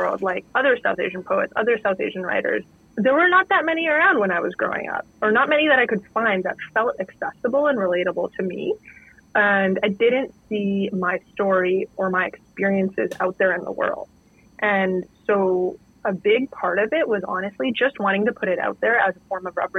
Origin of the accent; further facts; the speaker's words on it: Northern Canada, Canada; I grew up in Northern Canada in a pretty isolated town